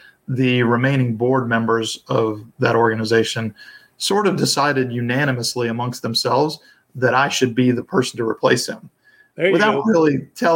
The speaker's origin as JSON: {"language": "English", "town": "Atlanta", "region": "Georgia", "country": "United States", "tie": "born or raised there", "also_born_or_lived": "South Carolina", "said": "I grew up in the Atlanta area"}